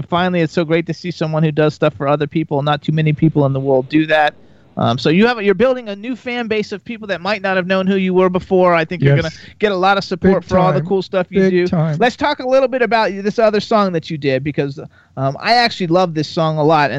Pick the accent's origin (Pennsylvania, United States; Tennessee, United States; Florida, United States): Florida, United States; I want to go back because, like, I'm from Florida originally. I lived there for 48 years